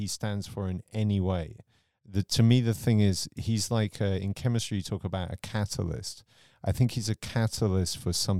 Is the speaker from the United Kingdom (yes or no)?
yes; England, United Kingdom; So for me, I grew up in the England of Margaret Thatcher, but Margaret Thatcher adopted American ideals.